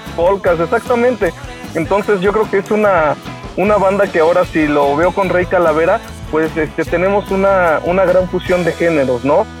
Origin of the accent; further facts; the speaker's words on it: Tulancingo, Hidalgo, Mexico; de la gente de aquí de, donde somos de Tulancingo